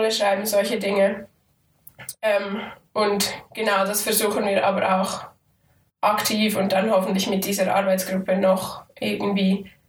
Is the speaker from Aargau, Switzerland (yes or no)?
yes; Aargau, Switzerland; Und ich als Aargauerin, die aber in Zürich studiere, bin also ein bisschen zwischen den Stühlen manchmal.